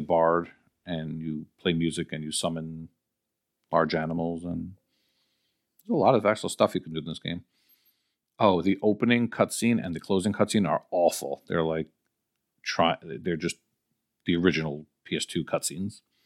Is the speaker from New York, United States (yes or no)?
yes; New York, United States; I'm from New York.